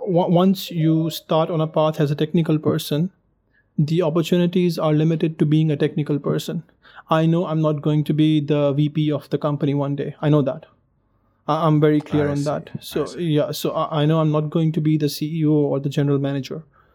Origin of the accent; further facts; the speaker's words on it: Pakistan; moved away; I'm from Pakistan originally.